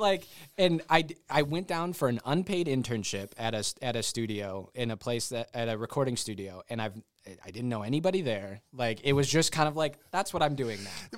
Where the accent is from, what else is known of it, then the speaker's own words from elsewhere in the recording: Michigan, United States; moved away as an adult; also born or lived in Nashville; I'm from Michigan, so I'm, I'm kind of in a home sort of nostalgic kind of mode in these last, uh, few months that I've been up here.